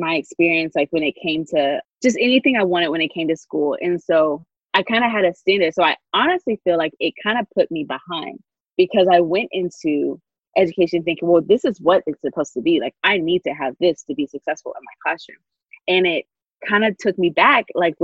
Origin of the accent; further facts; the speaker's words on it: Grayson, Georgia, United States; my experience growing up in Grayson and then going to UGA